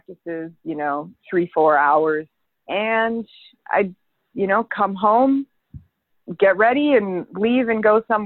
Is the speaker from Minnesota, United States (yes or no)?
yes; Winona, Minnesota, United States; now in Chicago, United States; I grew up in Minnesota in a small town along the Mississippi River, actually. It's very beautiful. It's called Winona.